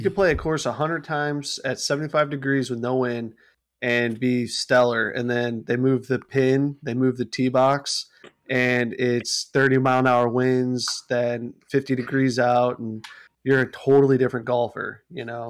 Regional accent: St. Louis, Missouri, United States; Saint Louis guy from my hometown

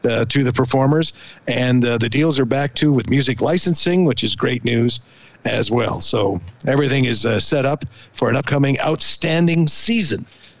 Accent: Canada; as a Canadian

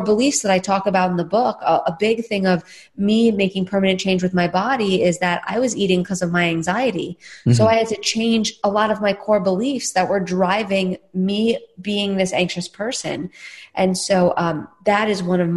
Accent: New York City, New York, United States; now in Austin, United States; I'm a New Yorker at heart. I grew up in Staten Island

